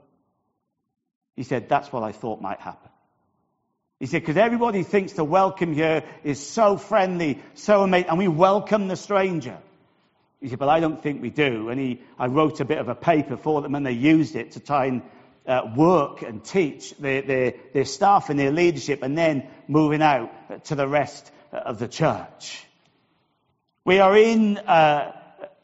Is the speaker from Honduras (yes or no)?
no; United Kingdom; as a Brit